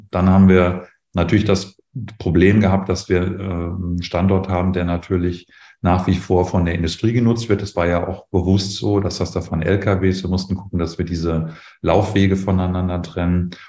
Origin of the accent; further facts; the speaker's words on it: North Rhine-Westphalia, Germany; Also ich komme ja selber persönlich aus dem Sauerland ähm, da ist die im Prinzip dank des Borkenkäfers ähm, komplett weg.